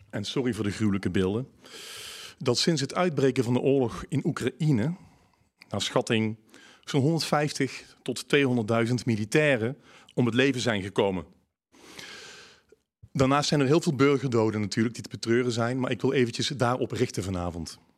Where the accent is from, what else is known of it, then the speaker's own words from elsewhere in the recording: North Brabant, Netherlands; accent: Brabant; Ik hoop dat, het, eh, dat jullie mij goed kunnen verstaan. Met mijn Brabants accent.